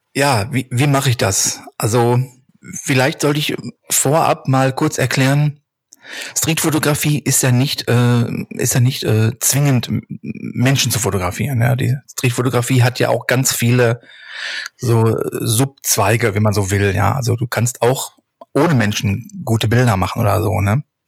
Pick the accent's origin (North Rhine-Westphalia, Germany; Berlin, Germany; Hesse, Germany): North Rhine-Westphalia, Germany; Hattingen; Ich komme aus dem Ruhrgebiet, genauer genommen aus Hattingen